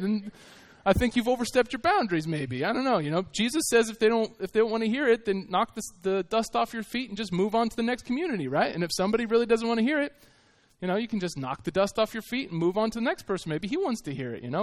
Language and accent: English; United States; I was from America